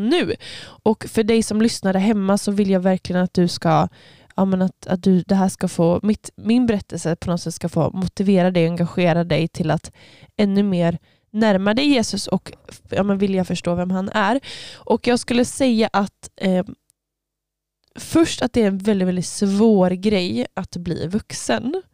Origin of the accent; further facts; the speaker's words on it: Öckerö, Västra Götaland, Sweden; jag kommer ifrån Öckerö. Ehm, eller jag, ja, jag får inte riktigt kallas öbo jag, för att jag var inte född där